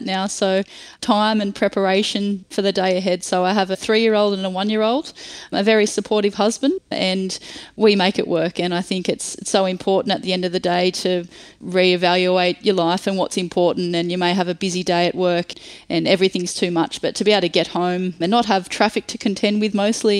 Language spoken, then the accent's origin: English; Nowra, New South Wales, Australia; I was born in Nowra, New South Wales, and spent a lot of time, as most country kids do, playing a lot of sport and enjoying the countryside.